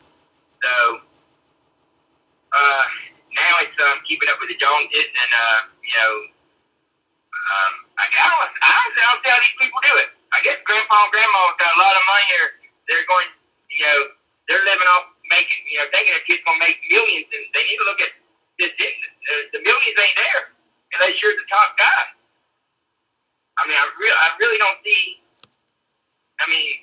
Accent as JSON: {"language": "English", "region": "Georgia", "country": "United States", "moved": "yes", "said": "I'm from Georgia."}